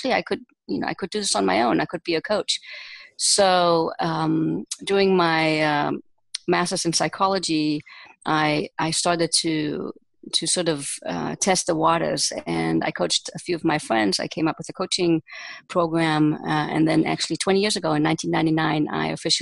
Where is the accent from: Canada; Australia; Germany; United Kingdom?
Germany; moved away as an adult; also born or lived in United States; now in Israel; I was raised and born and raised in Germany, and I spent the first 20 years of my life there.